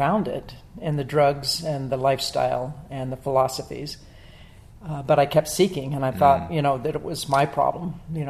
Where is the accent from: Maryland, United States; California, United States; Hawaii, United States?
Maryland, United States; Well, I was born in the East Coast of America and grew up in Maryland and grew up in the 60s.